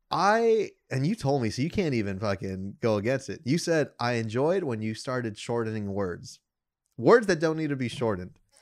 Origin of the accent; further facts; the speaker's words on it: United States; me as an American